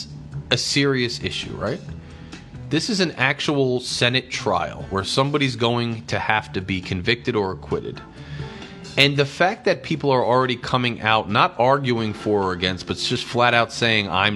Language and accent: English; United States; as an American